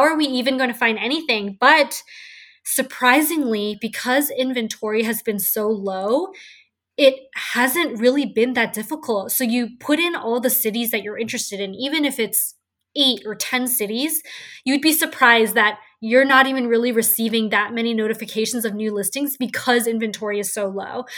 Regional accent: San Francisco, California, United States; growing up in San Francisco, I've been able to see the real estate market skyrocket. And it's just been so fascinating to watch it. And just being someone who was born and raised in the city

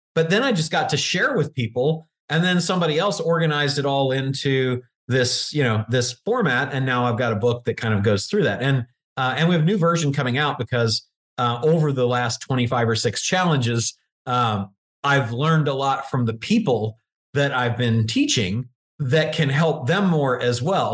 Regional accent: Virginia, United States; I grew up in Virginia

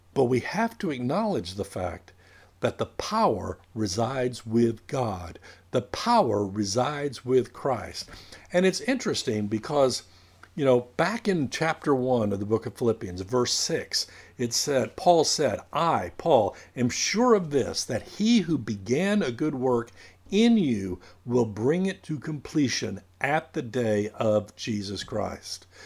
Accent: United States; I am a citizen of the United States

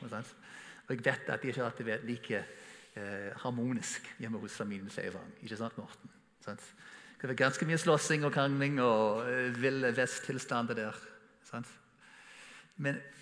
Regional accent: United States; Norwegian is a second language; now in Norway; Som amerikaner som kommer til Norge

